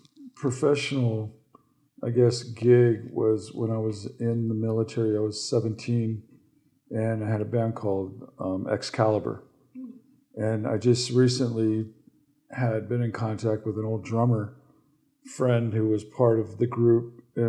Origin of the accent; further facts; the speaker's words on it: Niles, California, United States; also born or lived in Oakland, California / Northern Ute Reservation / Kayenta, Arizona; I grew up on and off the reservation in Northern California, the Bay Area. I was born in Oakland, California. Grew up in Niles, California, which was home to the first Hollywood.